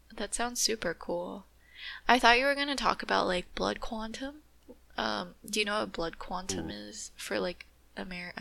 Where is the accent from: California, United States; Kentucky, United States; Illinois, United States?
California, United States